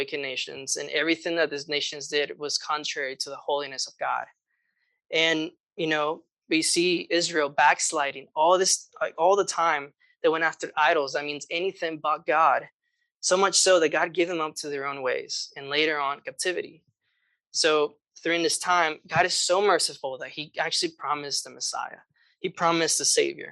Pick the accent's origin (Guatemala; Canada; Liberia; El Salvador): Guatemala; moved away; I grew up in Guatemala